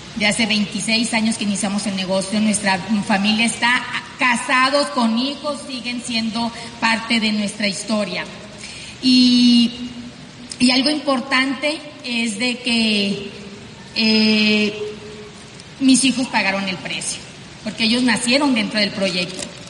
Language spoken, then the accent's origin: Spanish; Sonora, Mexico; accent: norteña; Nosotros somos pues mexicanos del norte, tú ya lo sabes, simplemente por mi vocerrón tan fuerte, norteña, eh, venimos de Sonora